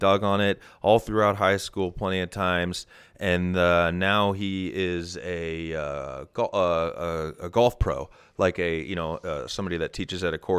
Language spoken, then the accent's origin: English; Midwest, United States; So friend number one, we grew up in the Midwest together.